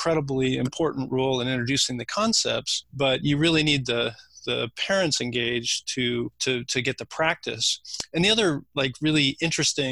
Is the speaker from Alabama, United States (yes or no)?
no; Silicon Valley, California, United States; I grew up in Silicon Valley